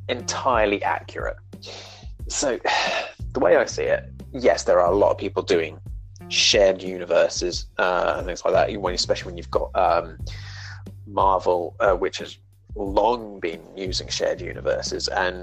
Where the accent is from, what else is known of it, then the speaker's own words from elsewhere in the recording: England, United Kingdom; I'm English